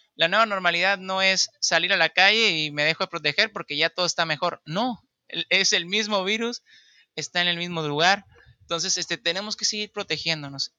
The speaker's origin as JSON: {"language": "Spanish", "region": "Baja California Sur", "country": "Mexico", "said": "soy de Baja California"}